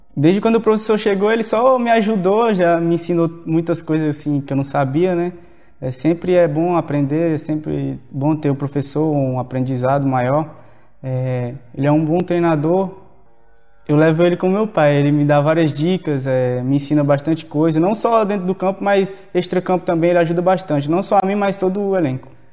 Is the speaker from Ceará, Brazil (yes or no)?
yes; Fortaleza, Ceará, Brazil; accent: nordestino; also born or lived in Cariús, Ceará / Curitiba; now in Londrina, Brazil; Eu sou de Fortaleza, Ceará, é, nasci em Cariús, uma cidade pequena de Ceará, interior, mas vim para cá